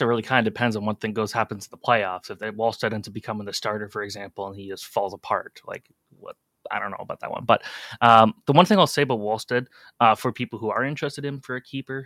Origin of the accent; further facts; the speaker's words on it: Oakville, Ontario, Canada; growing up in Oakville and playing in the main rinks that they have there